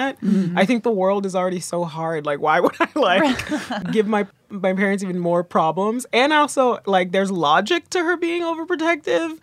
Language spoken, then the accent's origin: English; Taunton, Massachusetts, United States; also born or lived in Haiti; I'm from Taunton, Massachusetts